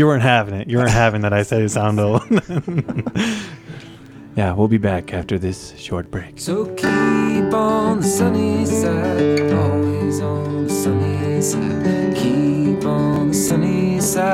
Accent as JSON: {"language": "English", "town": "San Antonio", "region": "Texas", "country": "United States", "tie": "born or raised there", "moved": "yes", "said": "I grew up partially in San Antonio, Texas"}